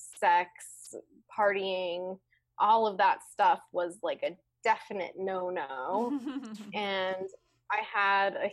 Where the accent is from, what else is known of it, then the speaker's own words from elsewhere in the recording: Midwest, United States; I was raised in the Midwest in a very traditional, awesome, loving family